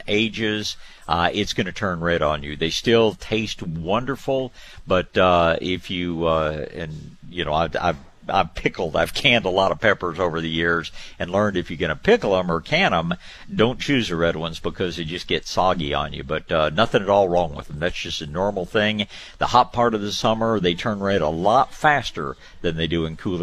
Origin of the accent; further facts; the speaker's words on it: Tyler, Texas, United States; I was born in Tyler, and they call that the rose capital of Texas